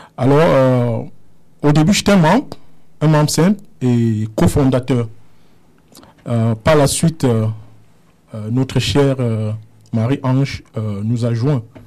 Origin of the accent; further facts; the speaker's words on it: Cameroon; also born or lived in Germany; now in Canada; je suis né au Cameroun. Euh, où j'ai vécu un peu